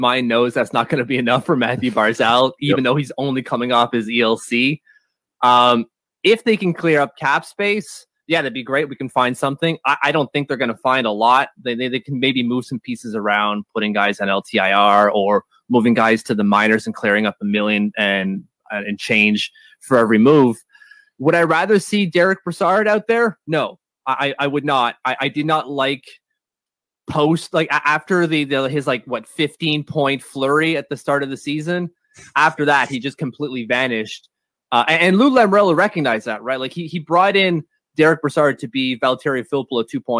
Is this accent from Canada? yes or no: yes; Ottawa, Ontario, Canada; I am born and raised in French Canadian Ottawa